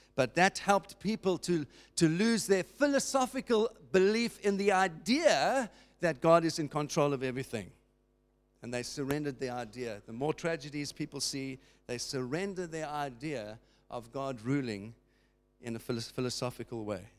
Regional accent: South Africa; as a South African

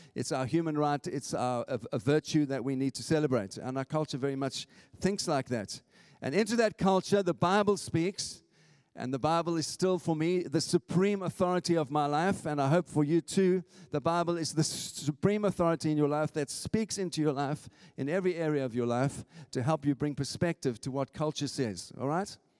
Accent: South Africa; moved away as an adult; now in St Albans, United Kingdom; I'm an immigrant. I came from South Africa

